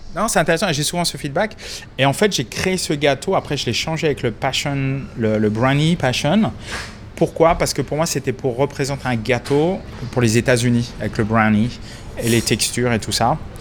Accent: France; also born or lived in Boston; now in Melbourne, Australia; en tant que bon français

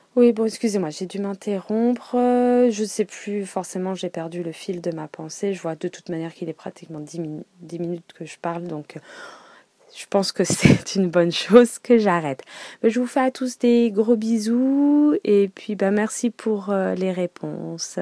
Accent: Paris, Île-de-France, France; je suis parisienne donc bon maintenant banlieusarde hein, euh, donc avant, quand j'étais euh, ado, euh, forcément, je prenais tout le temps le métro

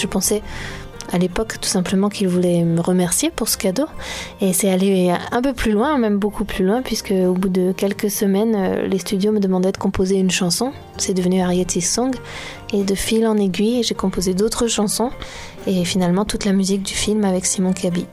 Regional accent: Brittany, France; je suis née, j'ai grandi en Bretagne.

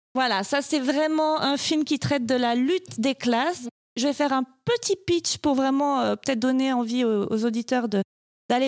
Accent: France; je suis française

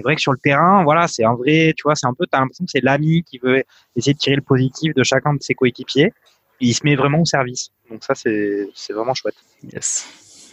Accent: France; en tant que Français

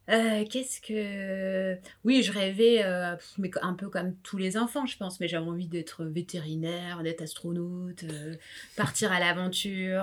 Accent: France; also born or lived in La Réunion (family origin); j'ai grandi euh, dans un milieu euh, vraiment modeste. On était en banlieue

